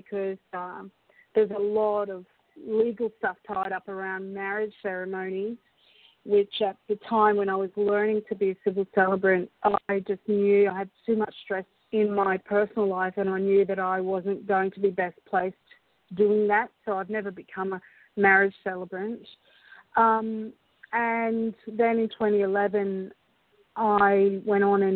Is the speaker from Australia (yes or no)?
yes; Brisbane, Queensland, Australia; also born or lived in Scotland; when we came to Australia when I was about four